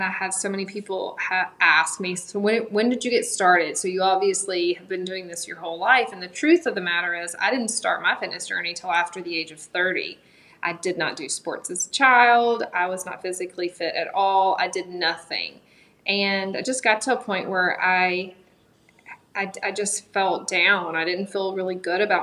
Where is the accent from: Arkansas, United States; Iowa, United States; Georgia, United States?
Georgia, United States; Augusta; now in Greenville, United States; I'm actually from, born and raised in Augusta, Georgia